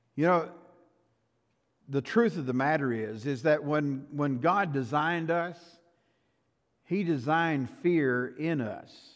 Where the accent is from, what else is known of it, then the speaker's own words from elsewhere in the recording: Shamrock, Texas, United States; I grew up in Shamrock.